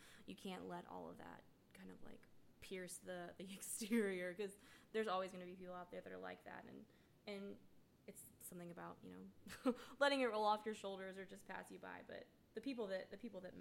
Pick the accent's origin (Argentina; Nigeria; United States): United States; Mississippi; I grew up in Mississippi.